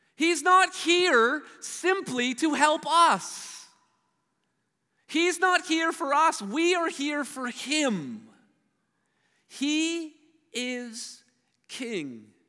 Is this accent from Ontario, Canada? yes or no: yes; Hamilton, Ontario, Canada; I grew up in Steeltown and Hamilton.